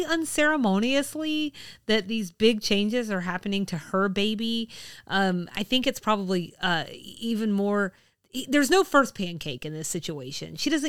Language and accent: English; United States; Absolutely. I'm American.